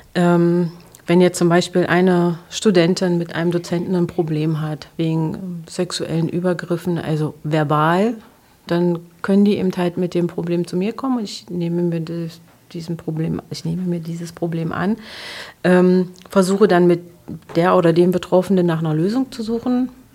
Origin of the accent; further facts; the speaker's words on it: Magdeburg, Saxony-Anhalt, Germany; ich bin am Olvenstädter Platz groß geworden